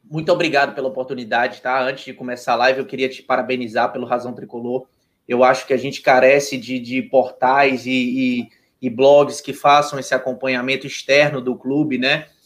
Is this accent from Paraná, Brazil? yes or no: no; Rio de Janeiro, Brazil; now in Fortaleza, Brazil; eu sou cearense de coração. Eu sou carioca, nasci no Rio, minha família, meu pai é ex-atleta de futsal.